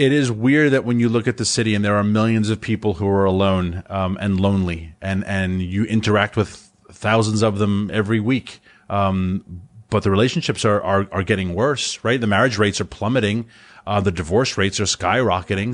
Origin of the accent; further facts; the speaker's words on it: New York City, New York, United States; moved away as an adult; also born or lived in Washington, D.C.; I, I grew up in Rockaway